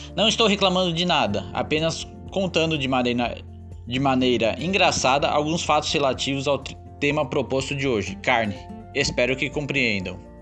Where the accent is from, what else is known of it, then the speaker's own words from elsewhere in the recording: Santana de Parnaíba, São Paulo, Brazil; accent: caipira R; now in Florianópolis, Brazil; passei boa parte da minha infância em Santana de Parnaíba, município da Grande São Paulo